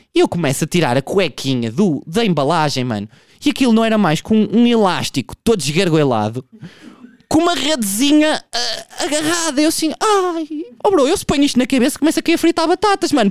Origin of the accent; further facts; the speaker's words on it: Portugal; eu sou um produto de um meio onde eu fui criado, eu sou Tuga